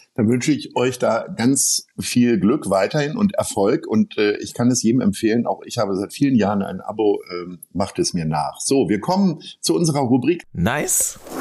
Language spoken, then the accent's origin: German; near Bad Oeynhausen, North Rhine-Westphalia, Germany; moved away; Ich bin ja selbst nicht ganz äh, unweit von Bad Oeynhausen aufgewachsen